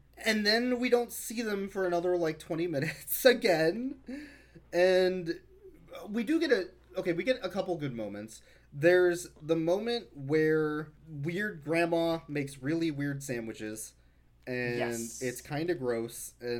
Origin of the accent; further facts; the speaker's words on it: Midwest, United States; I'm from the Midwest